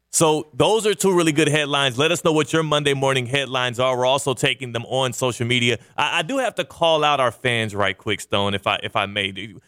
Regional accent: Kansas, United States; I was born in Kansas

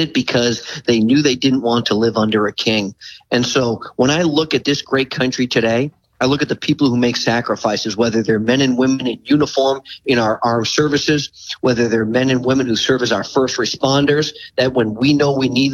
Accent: near Manchester, New Hampshire, United States; a little place called Manchester, New Hampshire, right outside of my hometown

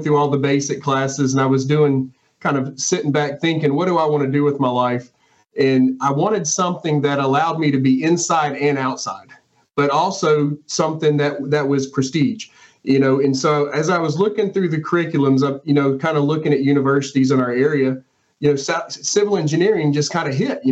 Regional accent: Saucier, Mississippi, United States; I grew up in the big town of Sosher

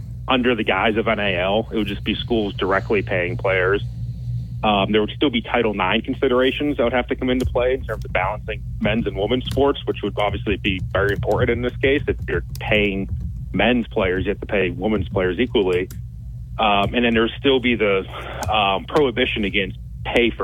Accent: Massachusetts, United States; I grew up in Massachusetts

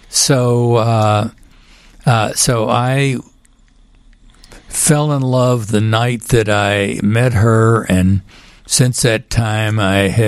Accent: Houston, Texas, United States; moved away; also born or lived in Chicago; I grew up in Houston

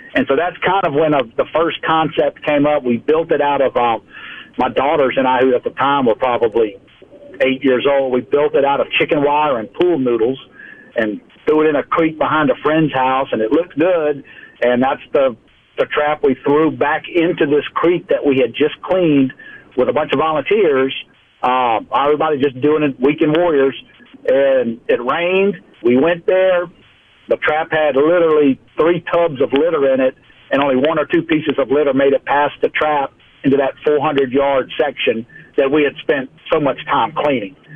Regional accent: South Louisiana, United States; moved away as an adult; also born or lived in central Mississippi; now in Mobile, United States; born, raised in the South, and, you know, water is just our family story, who we are. So I'm from South Louisiana

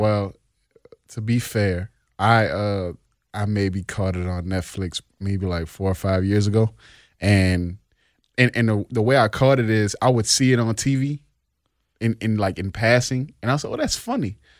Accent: New Orleans, Louisiana, United States; we grew up together in New Orleans East

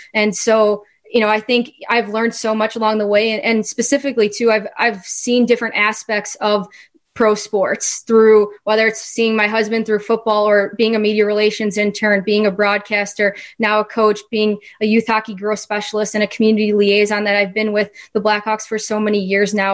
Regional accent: Chicago, Illinois, United States; I was a little girl growing up in growing up in the Chicagoland area

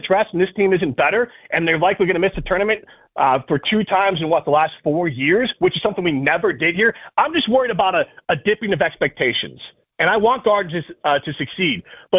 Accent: Cedarburg, Wisconsin, United States; I'm from Cedarburg.

